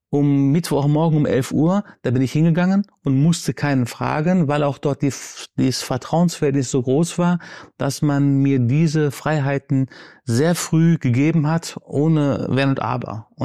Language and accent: German; Baghdad, Baghdad Governorate, Iraq; born there; aber meine Mutter ist in Syrien geboren, in Aleppo und ich bin in Bagdad geboren. Meine Eltern haben sich in Bagdad kennengelernt, aber dieses Multikulti ist in mir